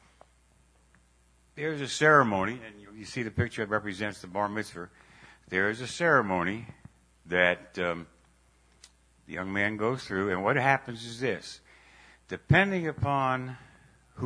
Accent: New York, United States; Growing up in New York

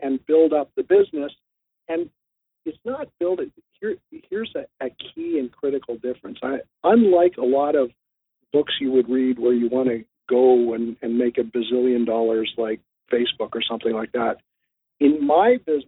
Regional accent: Canada; also born or lived in southwestern Ontario; I'm in southwestern Ontario. I'm a Canadian

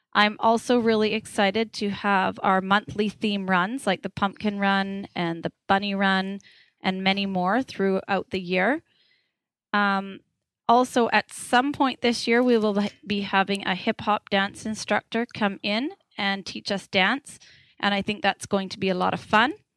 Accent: Parksville, British Columbia, Canada; moved away as an adult; also born or lived in Nanaimo / Victoria / Surrey; I grew up on Vancouver Island in a little town called Parksville

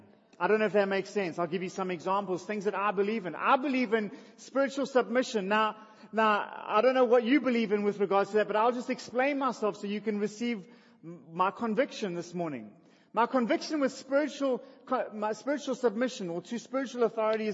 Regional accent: Durban, KwaZulu-Natal, South Africa; I was born in Russell Street. I grew up in Albert Park

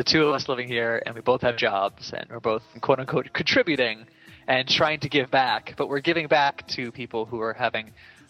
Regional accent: Morristown, New Jersey, United States; born or raised there

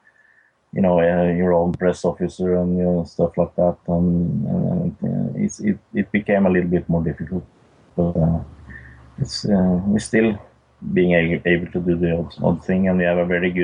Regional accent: Norway; we are six guys from Norway

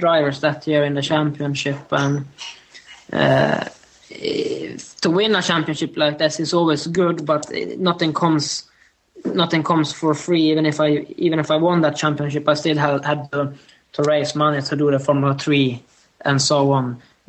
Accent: Sweden; moved away as an adult; also born or lived in Northampton; I've been based in Sweden the whole year in my hometown, which is 3 hours north from Stockholm.

